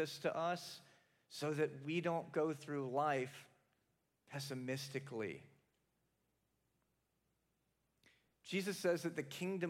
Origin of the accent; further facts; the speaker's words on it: the South, United States; now in Capital District, New York, United States; I'm from the South